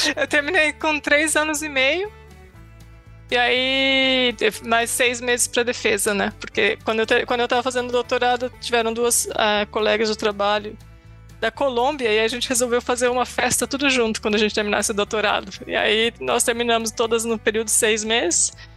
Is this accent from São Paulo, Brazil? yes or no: yes; Itu, São Paulo, Brazil; moved away as an adult; now in Norway; eu nasci em Itu, no interior de São Paulo, terra dos exageros, berço da república